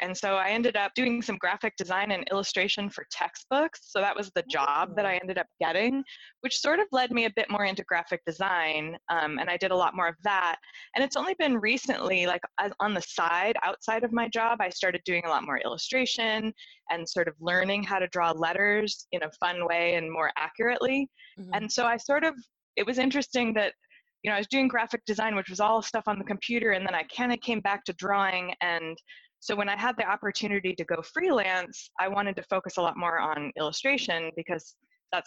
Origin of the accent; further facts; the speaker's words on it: Seattle, Washington, United States; also born or lived in Chicago, Illinois; now in London, United Kingdom; I originally grew up in Seattle, Washington area, mm-hmm. But I've lived in Chicago for many, many